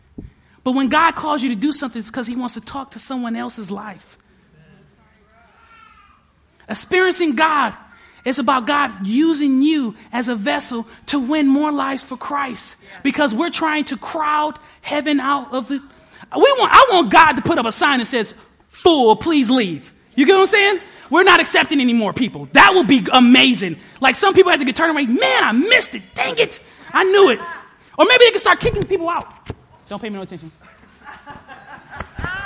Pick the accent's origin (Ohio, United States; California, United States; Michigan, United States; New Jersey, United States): Michigan, United States; Detroit; moved away; I was born and raised in Detroit.